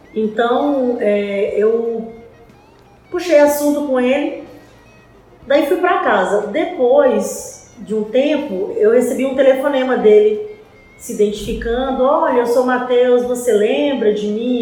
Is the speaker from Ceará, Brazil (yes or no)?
no; Teresina, Piauí, Brazil; moved away as an adult; Eu cheguei aqui em 97, eu sou piauiense, uh, fui criada por uma família